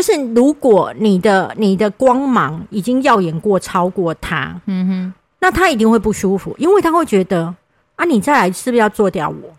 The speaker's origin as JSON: {"language": "Chinese", "region": "Kaohsiung", "country": "Taiwan", "said": "我是高雄人"}